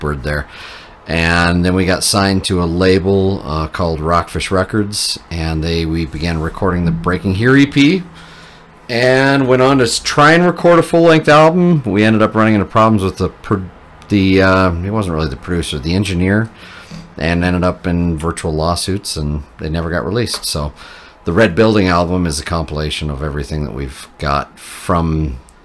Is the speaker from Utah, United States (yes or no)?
yes; Bountiful, Utah, United States; also born or lived in Colorado; Grew up in Bountiful, Centerville area. Went to Viewmont High School. And yeah, local here in Utah